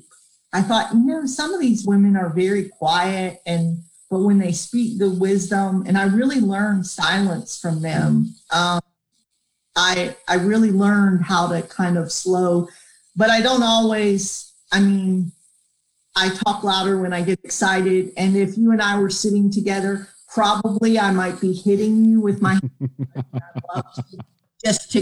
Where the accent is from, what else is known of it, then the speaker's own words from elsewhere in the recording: Northeast, United States; moved away; I grew up in the Northeast